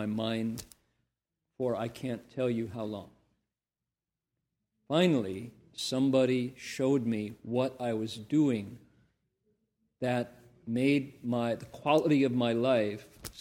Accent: Toledo, Ohio, United States; also born or lived in Columbus, Ohio; I came from Toledo, Ohio. I was born in Columbus, Ohio.

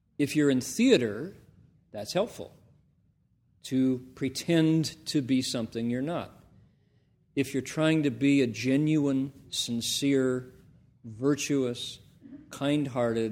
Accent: Toledo, Ohio, United States; also born or lived in Columbus, Ohio; I came from Toledo, Ohio. I was born in Columbus, Ohio.

